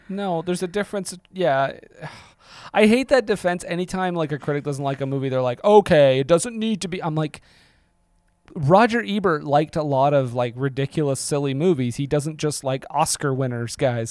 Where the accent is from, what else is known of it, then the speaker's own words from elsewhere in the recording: Montreal, Quebec, Canada; I'm from Montreal.